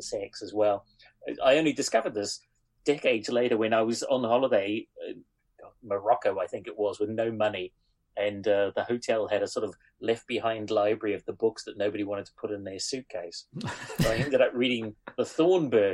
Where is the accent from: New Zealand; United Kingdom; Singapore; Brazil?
New Zealand; moved away; I grew up in New Zealand